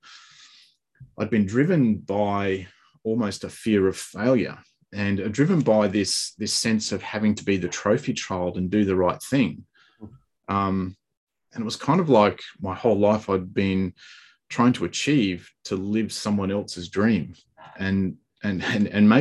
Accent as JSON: {"language": "English", "country": "Australia", "said": "I'm from Australia."}